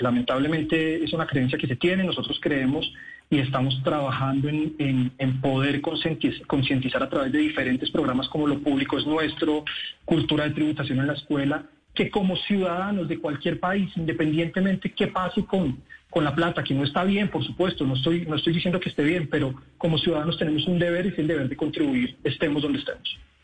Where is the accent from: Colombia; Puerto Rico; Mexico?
Colombia; como colombianos